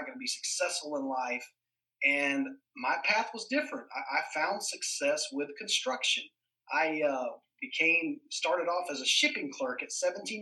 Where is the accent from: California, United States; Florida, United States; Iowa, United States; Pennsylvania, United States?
Florida, United States; Polk County; I grew up right here in Polk County. I'm a fifth generation Floridian, so right here native to Polk County.